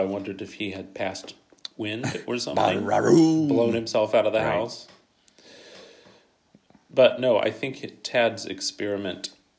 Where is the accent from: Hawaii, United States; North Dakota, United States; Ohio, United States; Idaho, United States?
Ohio, United States; Columbus; Columbus, Ohio, where I was raised